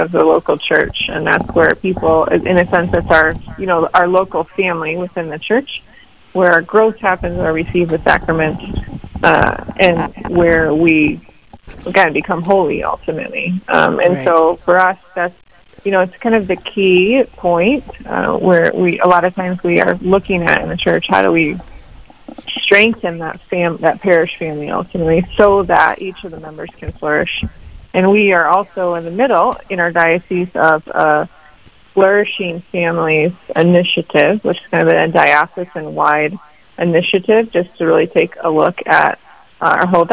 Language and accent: English; Grand Rapids, Michigan, United States; moved away as an adult; now in Rapid City, United States; I'm originally from Michigan, Grand Rapids area, so west